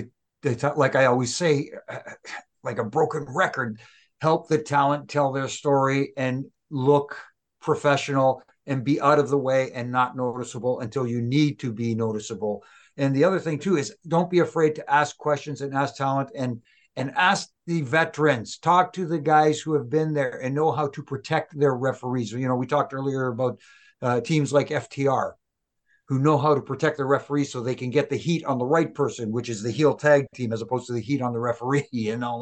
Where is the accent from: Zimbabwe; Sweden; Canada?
Canada; I'm Canadian